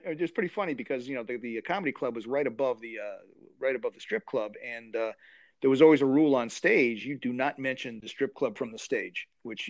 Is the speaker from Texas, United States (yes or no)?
no; New York, United States; moved away as an adult; also born or lived in North Carolina; now in Washington, D.C., United States; Originally from New York, and then I went to college. I went to NC State University. Then I bounced around the country for a while and ended up here in the D.C. area.